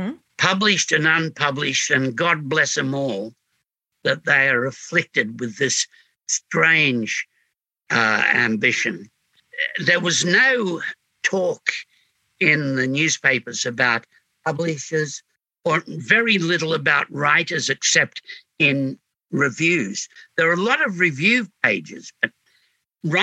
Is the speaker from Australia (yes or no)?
yes; Sydney, New South Wales, Australia; also born or lived in Glebe; coming from Glebe, I came from Homebush, which made up in boredom for what Glebe supplied in squalor